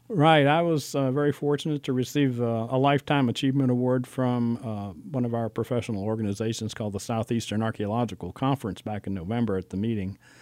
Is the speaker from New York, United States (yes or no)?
no; Alexandria, Virginia, United States; moved away as an adult; also born or lived in Georgia / Illinois; now in Lexington, United States; I grew up in Alexander, Virginia